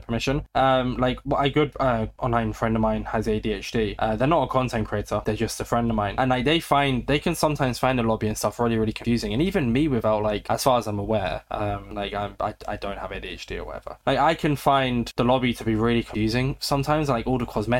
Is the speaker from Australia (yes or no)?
yes; Australia